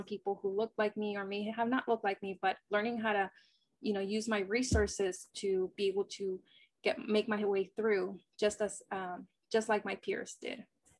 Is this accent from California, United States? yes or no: yes; Marin County, Sonoma County, California, United States; growing up in Marin County, growing up in Sonoma County, I'm used to not, you know, quote unquote belonging. In high school, even we were half Latinos, half, you know, Caucasians.